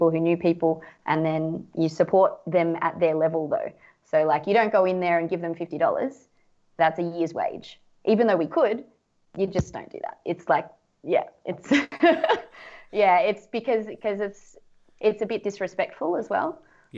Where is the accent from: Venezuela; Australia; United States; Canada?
Australia; it for me as an Aussie, where the dollar is worth so much more than the Indonesian rupiah